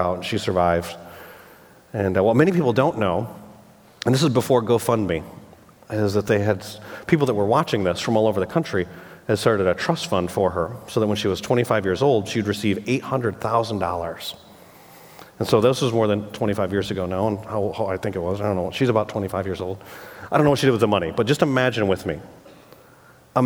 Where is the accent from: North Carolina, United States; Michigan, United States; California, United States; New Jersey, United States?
Michigan, United States; I grew up in Michigan